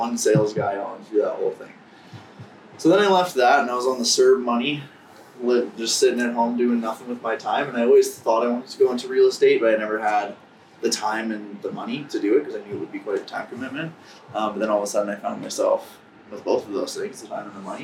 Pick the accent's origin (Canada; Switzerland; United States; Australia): Canada; Calgary, Alberta; I was born in Calgary, Southeast Calgary. And I don't think I ever left Southeast Calgary until I was like 18 or 19